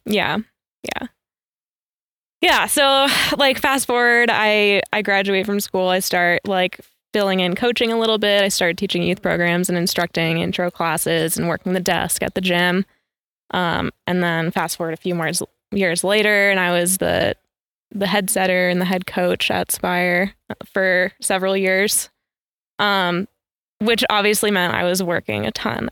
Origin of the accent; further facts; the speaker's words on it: upstate New York, United States; I grew up in upstate New York